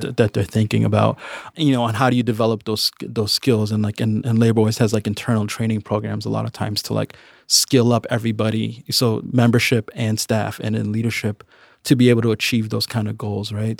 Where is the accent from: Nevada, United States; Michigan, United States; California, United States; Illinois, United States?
Illinois, United States; Chicago; I grew up in the northwest side of Chicago. I grew up in Edgebrook